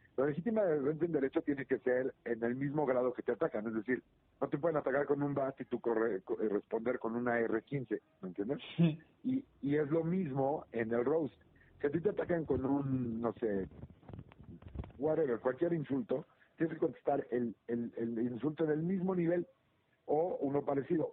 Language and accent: Spanish; Mexico; aquí somos los mexicanos